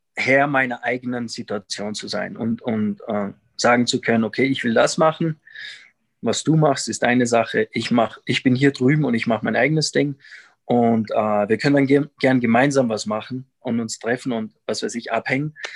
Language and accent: German; Salzburg, Austria; moved away as an adult; now in Quito, Ecuador; ich komm aus, aus Salzburg, Österreich und lebe seit bald drei Jahren hier in, in Quito in Ecuador.